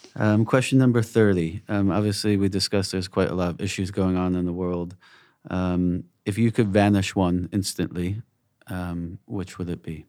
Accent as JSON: {"language": "English", "country": "United States", "said": "I'm American, obviously, and coming from the States"}